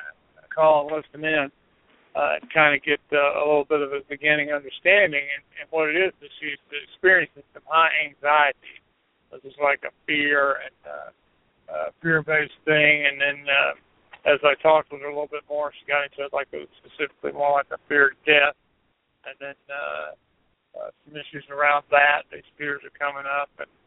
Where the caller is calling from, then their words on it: Asheville, North Carolina, United States; calling from Asheville.